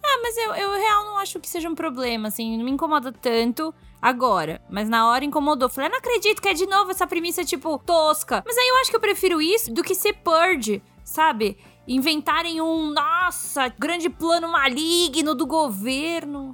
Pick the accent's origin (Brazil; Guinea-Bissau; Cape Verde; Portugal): Brazil; Eu sou muito brasileira